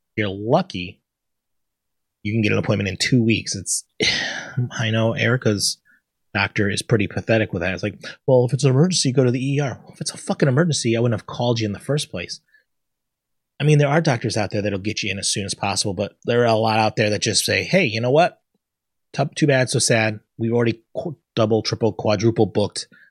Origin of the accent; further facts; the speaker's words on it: Connecticut, United States; I'm from Connecticut, not from the South